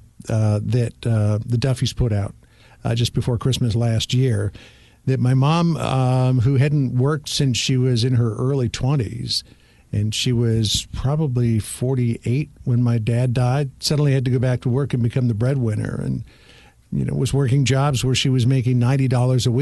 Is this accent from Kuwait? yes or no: no; Toronto, Ontario, Canada; moved away as an adult; now in United States; I grew up in Toronto